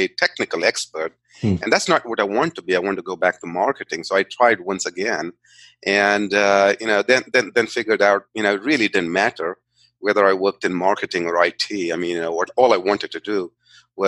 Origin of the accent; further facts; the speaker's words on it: India; I grew up in India. I'm a native of India.